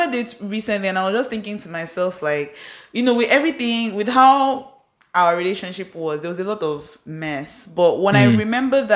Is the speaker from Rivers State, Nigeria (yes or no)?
yes; Port Harcourt, Rivers State, Nigeria; Isaac and I grew up in Port Harcourt.